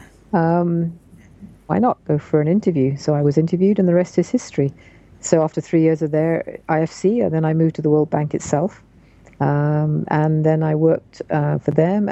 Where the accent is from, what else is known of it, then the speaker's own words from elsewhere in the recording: United Kingdom; moved away; also born or lived in London; I'm originally a Brit. I'm now a dual citizen, American as well as British